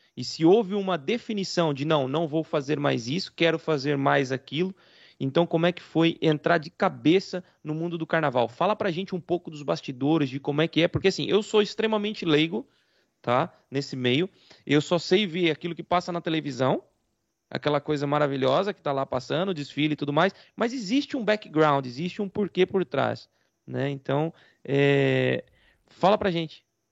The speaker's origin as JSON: {"language": "Portuguese", "town": "Rio Claro", "country": "Brazil", "said": "Eu também fiz teatro na época que eu, que eu era adolescente, é, em Rio Claro mesmo"}